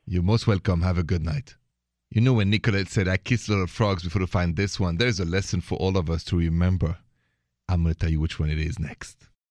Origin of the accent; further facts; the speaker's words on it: France; accent: French; English is a second language; moved away; me with my French accent